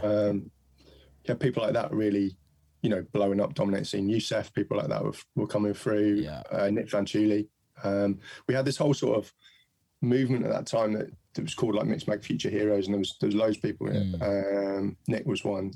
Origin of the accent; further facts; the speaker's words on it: Mid Wales, United Kingdom; I was born in and brought up in Mid Wales